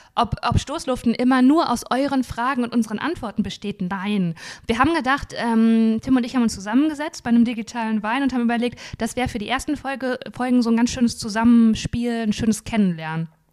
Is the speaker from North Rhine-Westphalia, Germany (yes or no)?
yes; Dinslaken, North Rhine-Westphalia, Germany; Ich komme ja aus Dienstlaken, das ist ja an der Nähe, in der Nähe vom Ruhrgebiet